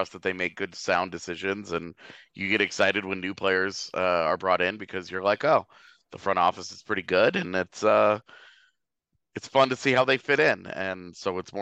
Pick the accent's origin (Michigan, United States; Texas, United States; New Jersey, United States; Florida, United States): Texas, United States; Katy; We're both from Katy, Texas